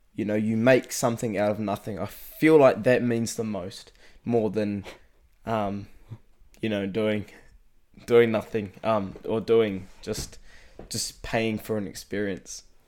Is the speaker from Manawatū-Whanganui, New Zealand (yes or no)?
yes; Rangiotu, Manawatū-Whanganui, New Zealand; I live out in Rongatea, which is um, small, small rural settlement out in, um, the Manawatu